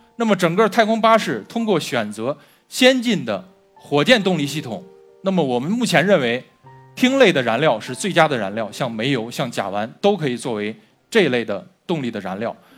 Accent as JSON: {"language": "Chinese", "country": "China", "said": "我们中国人自古就有飞天的梦想"}